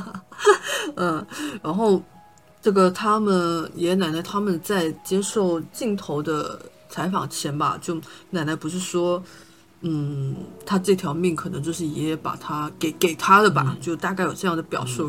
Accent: Shantou, Guangdong, China; first language Shantou dialect; 因为我也是汕头人

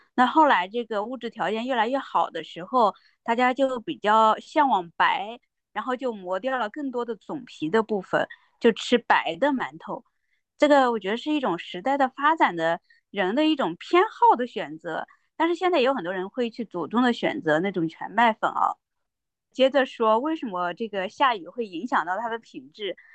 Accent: Shandong, China; moved away; 我老家啊，山东

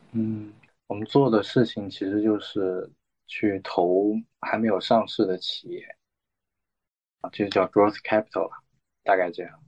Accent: northern China, China; moved away as an adult; now in Hong Kong; 因为我是北方人

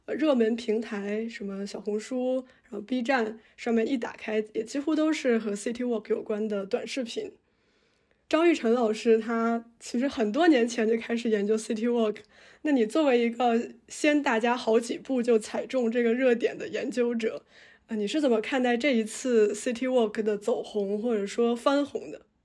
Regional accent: Tianjin, China; 我小时候生活在天津，然后天津是一个其实，呃，地铁开发比较早的城市

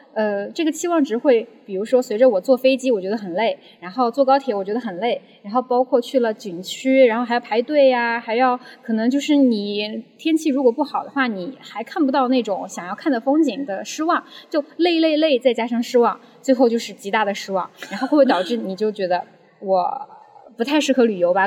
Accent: Chengdu, Sichuan, China; moved away as an adult; now in Shanghai, China; 一个九五后，然后是来自四川成都，所以…的熊猫也有，有一大部分原因是因为我是一个成都人，嗯，然后目前呢是在上海读博，然后我的专业是人工智能和医学的交叉领域

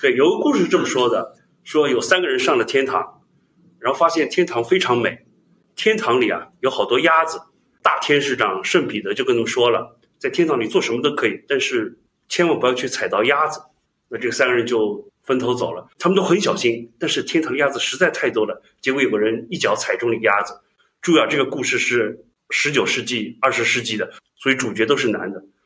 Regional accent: China; 我们中国人

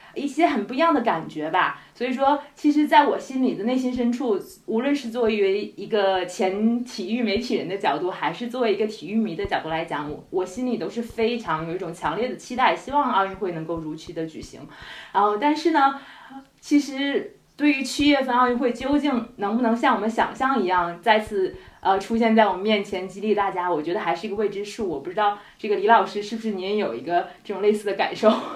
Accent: Harbin, Heilongjiang, China; 我是哈尔滨人

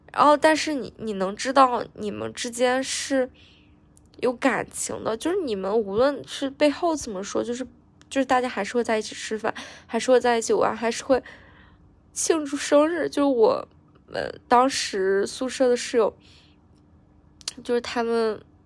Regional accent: northern China, China; moved away as an adult; now in southern China; 我们都是北方人嘛，就是北方人本身就很热情

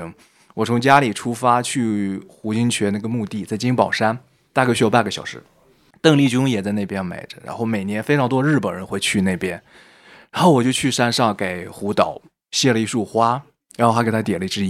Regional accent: northern China, China; 我是一个北方人，飘到南方去，你怎么样去重新去链接到当地的土壤，你自己的安身立命怎么去存在？

